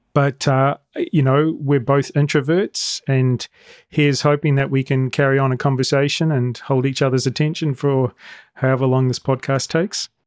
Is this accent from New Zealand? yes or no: yes; New Zealand; also born or lived in Singapore / Taiwan / China / Philippines; now in Bonn, Germany; we came from Singapore, though we're originally from New Zealand